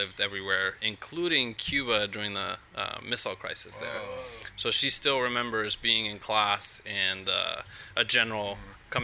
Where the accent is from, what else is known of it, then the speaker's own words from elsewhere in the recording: Mexico City, Mexico; now in Napa, United States; I was born and raised in Mexico City to two parents who are involved in academia.